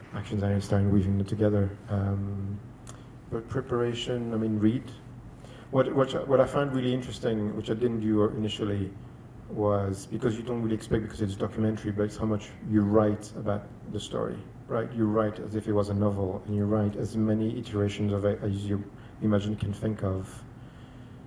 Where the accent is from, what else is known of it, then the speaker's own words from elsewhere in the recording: Chile; moved away; I'm from Chile.